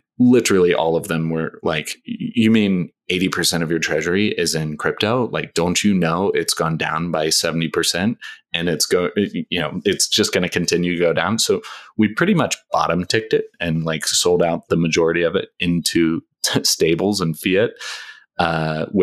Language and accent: English; United States; moved away as an adult; also born or lived in Thailand; I'm an American, but I spent 10 years outside of the US, so I'm very much a diet American at this point